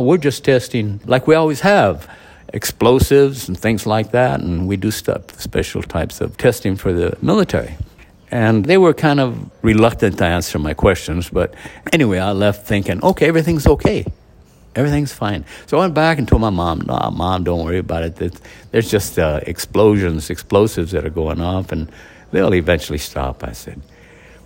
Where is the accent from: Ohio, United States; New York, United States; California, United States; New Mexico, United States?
New Mexico, United States; Socorro; my hometown in Socorro, New Mexico.